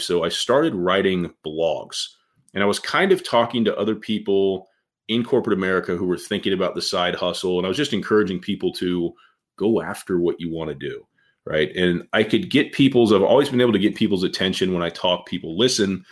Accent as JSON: {"language": "English", "town": "Indianapolis", "region": "Indiana", "country": "United States", "tie": "born or raised there", "said": "when I was growing up from Indianapolis, I was on the west side of Indy, uh, you know, back in the 80s"}